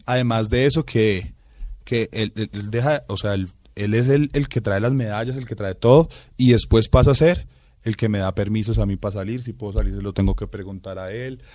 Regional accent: Bogotá, Colombia; mis papás son guajiros, mi hermano y yo sí somos rolitos

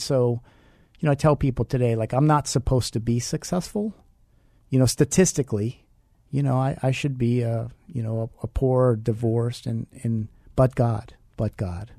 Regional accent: United States; also born or lived in Milwaukee, Wisconsin; now in Phoenix, United States; she moved out to where we lived in Pennsylvania, West Virginia, Ohio. Small town, we were poor

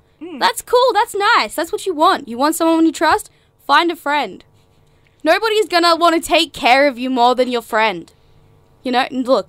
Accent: Queensland, Australia; I'm actually from Queensland.

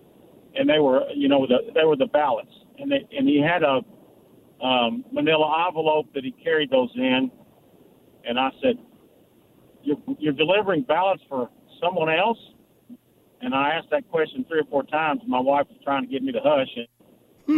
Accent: Kentucky, United States; now in Simpsonville, United States; I'm moving from Simpsonville back to my home state of Kentucky.

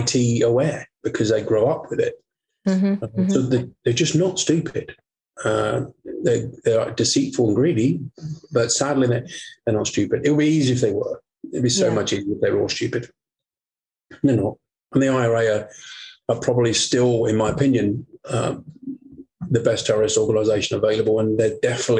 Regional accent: Portsmouth, South East England, United Kingdom; moved away; I went down to my hometown of Portsmouth

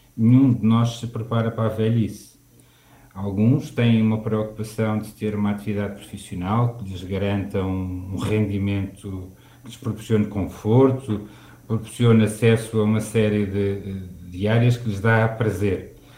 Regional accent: Lisbon, Portugal; eu tive a recordar e vivenciar outra vez o sítio onde passei a minha infância e onde cresci. Eh, e algumas das histórias que estão aqui retratadas do Centro Histórico

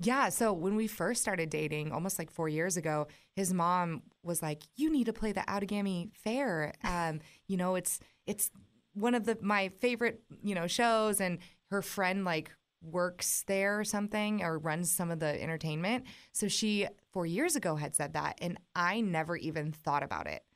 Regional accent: West Coast, United States; moved away as an adult; now in Nashville, United States; I'm from the West Coast

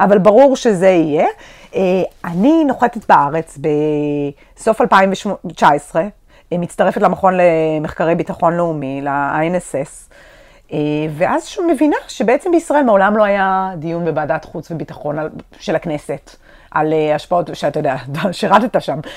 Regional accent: Israel; האזור שלנו, אתה גדלת פה, אני גדלתי פה

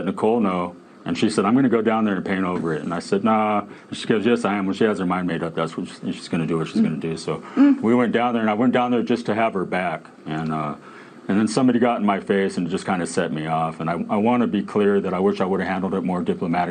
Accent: Martinez, California, United States; I grew up in Martinez

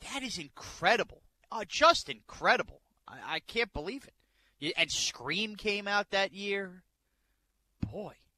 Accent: New York, United States; I'm from New York

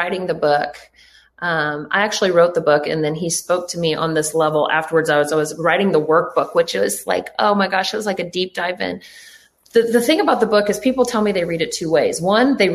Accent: Canada; I was born in Canada

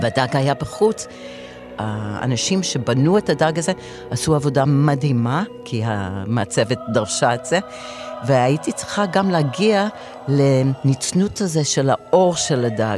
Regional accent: Israel; אני מישראל

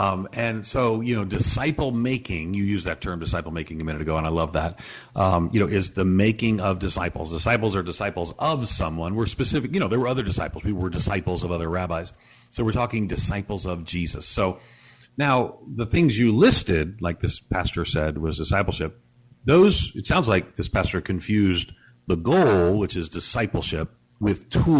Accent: New York City, New York, United States; moved away; also born or lived in Chicago; I grew up in New York City and then I lived in Chicago

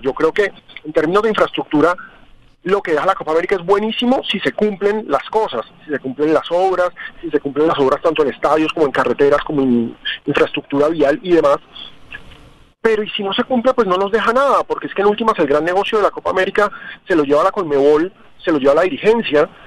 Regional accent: Colombia; así somos los colombianos

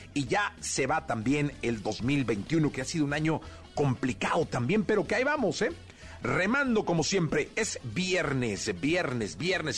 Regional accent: Mexico; Como mexicanos

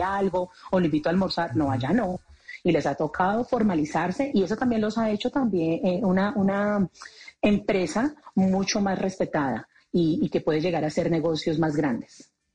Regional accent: Colombia; como colombianos dedicados a la industria del entretenimiento

